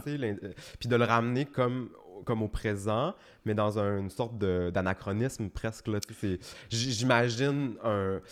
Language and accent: French; Chicoutimi, Quebec, Canada; j'ai grandi à Chicoutimi, puis à Chicoutimi encore. Mais toute ma famille vient du Lac-Saint-Jean, de Dolbeau